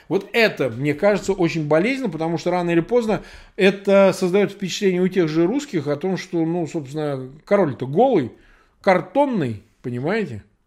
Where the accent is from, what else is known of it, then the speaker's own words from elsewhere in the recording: Samara, Samara Oblast, Russia; moved away; я вырос просто в Самаре